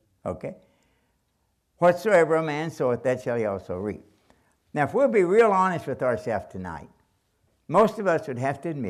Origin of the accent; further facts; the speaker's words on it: Kentucky, United States; I'm from Kentucky